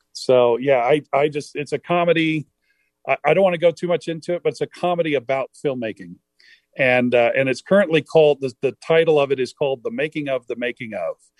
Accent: Harlingen, Texas, United States; now in Utah, United States; in Harlingen, Texas, where I grew up near South Padre Island and McAllen

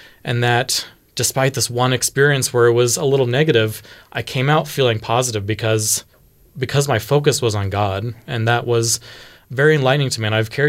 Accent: Houston, Texas, United States; I grew up in Texas, in Houston. And in Houston, there was a variety of Christian faiths that were very, very prevalent.

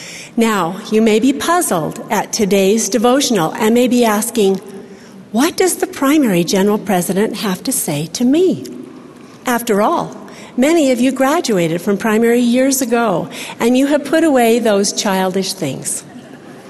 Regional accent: Salt Lake City, Utah, United States; also born or lived in Ogden, Utah; I was born in Ogden, Utah, grew up in Salt Lake City

